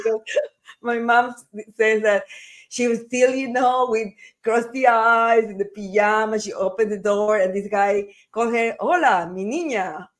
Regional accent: Salinas, Santa Elena, Ecuador; moved away; also born or lived in Guayaquil, Ecuador / Spain; I was born in Ecuador, in Guayaquil, Ecuador, in the coast. I grew up in front of a beach, beautiful beach town, and a beautiful beach town called Salinas, Ecuador.

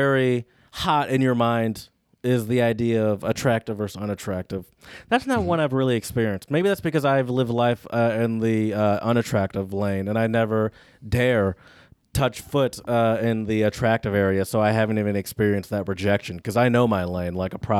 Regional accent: Michigan, United States; Granted, though, I grew up in Michigan. Like, my sort of late teen years were in Michigan as a car owner.

